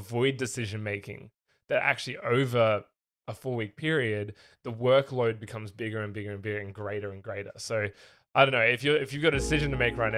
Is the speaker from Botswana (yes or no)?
no; Australia; moved away; I used to just be the Australian. Now I'm the Australian tech guy.